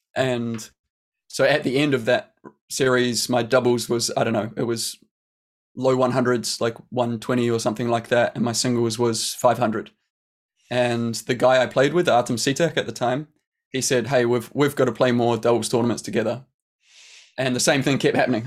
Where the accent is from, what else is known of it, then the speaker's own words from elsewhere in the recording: New Zealand; growing up in New Zealand